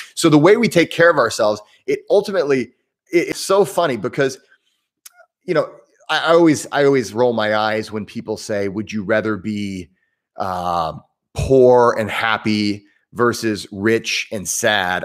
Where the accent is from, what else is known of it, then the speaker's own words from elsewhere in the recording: Southern Indiana, United States; accent: Midwestern, somewhat southern; also born or lived in New York City; I'm in the southern part of Indiana, which is why I sound somewhat southern. uh, my, I have that Midwestern accent. Um, and, but, you know, if, if you're from Indiana, you might be from Northern, Northern Indiana. I'm from Southern Indiana